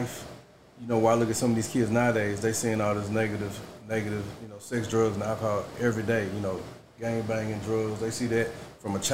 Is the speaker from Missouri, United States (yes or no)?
yes; Northwoods, Missouri, United States; I grew up in Northwoods, Pine Lawn